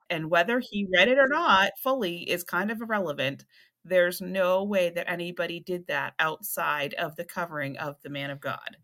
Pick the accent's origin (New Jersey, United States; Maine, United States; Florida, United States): Maine, United States; South Berwick; that's how it was for us growing up in South Berwick